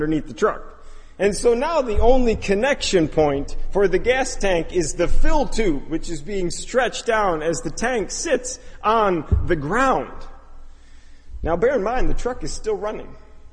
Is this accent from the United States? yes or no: yes; Chicago, Illinois, United States; I'm from the Chicago area